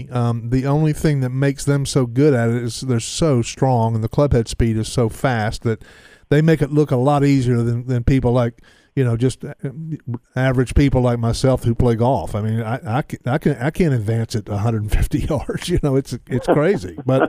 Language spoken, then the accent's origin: English; Southeast, United States; I'm from the Southeast my whole life